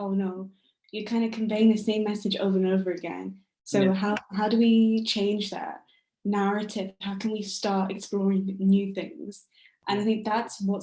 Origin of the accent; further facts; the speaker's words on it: India; I'm Indian